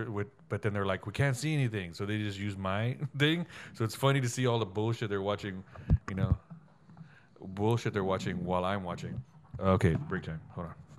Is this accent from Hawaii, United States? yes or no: no; Southside, Texas, United States; there was little to no black people where I grew up in Southside.